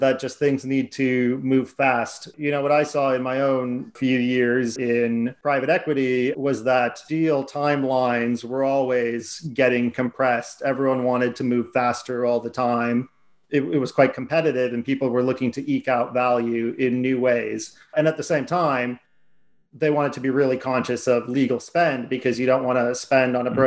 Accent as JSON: {"language": "English", "country": "United States", "moved": "as an adult", "lives_now": "London, United Kingdom", "said": "if my accent doesn't give it away, I'm from America."}